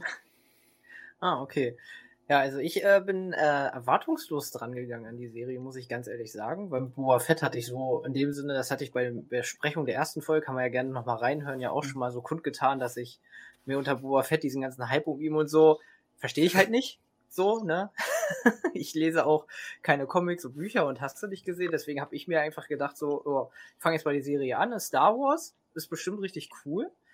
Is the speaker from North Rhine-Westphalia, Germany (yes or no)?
no; Hanover Region, Lower Saxony, Germany; ich komme auch aus der Region Hannover